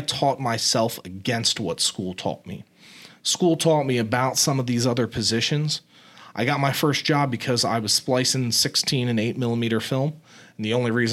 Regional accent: New Jersey, United States; moved away; also born or lived in Pennsylvania / Tampa, Florida; I came down from South Jersey. I went to a private boarding school in Pennsylvania, and I came down to the University of Tampa

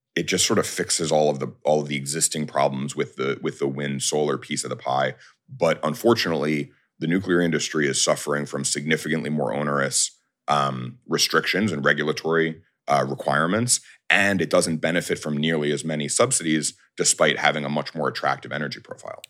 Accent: New York, United States; I'm a New Yorker

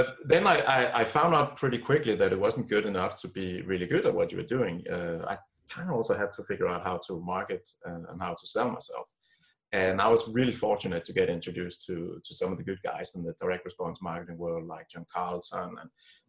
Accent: Copenhagen, Capital Region of Denmark, Denmark; I grew up here in Copenhagen, in Denmark

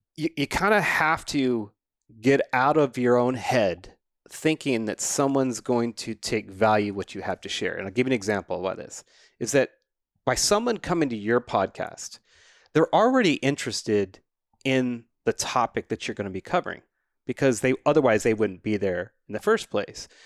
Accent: New Mexico, United States; I grew up in New Mexico, I just wasn't next to a mountain

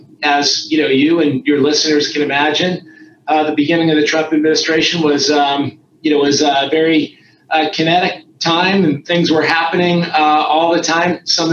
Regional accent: Florida, United States; I grew up in Florida

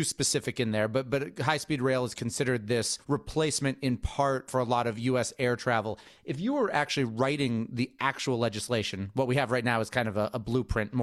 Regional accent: Boston, Massachusetts, United States; I'm from Boston

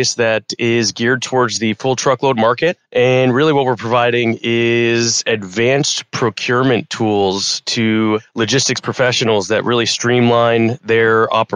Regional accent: Scottsdale, Arizona, United States; also born or lived in Long Island, New York; so my brother and I grew up here in Scottsdale. We were born in New York City, Long Island, and our family moved out here when we were very young. I was less than a year old

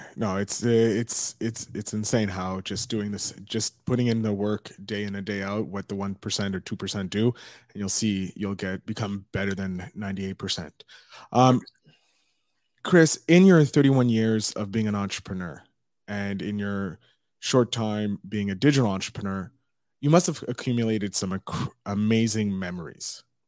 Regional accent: Montreal, Quebec, Canada; I'm from Montreal

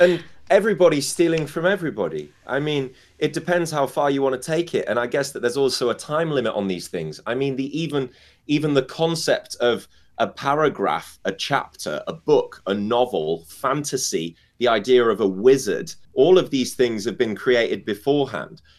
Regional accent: United Kingdom; I'm British

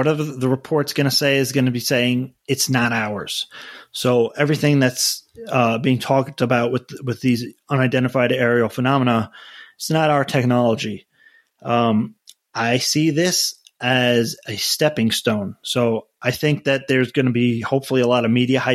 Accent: United States; I'm an American

